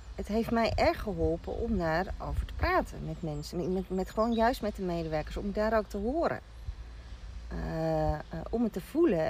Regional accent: Rotterdam, South Holland, Netherlands; ik daar als Rotterdammer binnenkwam

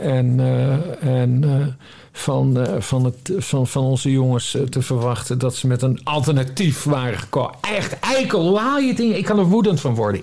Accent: Friesland, Netherlands; een Fries net zoals ik

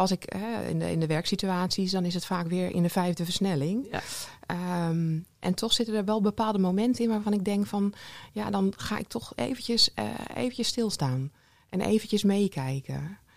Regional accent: Sint-Oedenrode, North Brabant, Netherlands; Ik ben dus van Sint Toederode Rode.

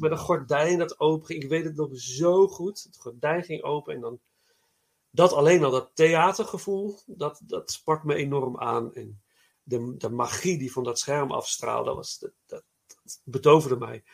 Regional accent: Nijmegen, Gelderland, Netherlands; moved away; ik kom uit Nijmegen oorspronkelijk

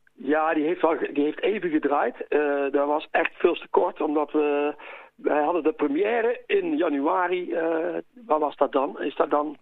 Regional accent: Uden, North Brabant, Netherlands; ik ben in Uden opgegroeid, in Ude

